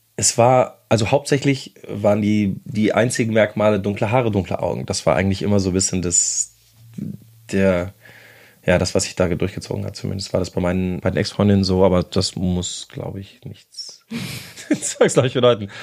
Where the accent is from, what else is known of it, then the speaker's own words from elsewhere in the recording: Bonn, North Rhine-Westphalia, Germany; moved away as an adult; now in Berlin, Germany; Ich komme aus Bonn ursprünglich, wohne aber jetzt seit 17 Jahren ja, es sind doch schon jetzt fast 17 Jahre in Berlin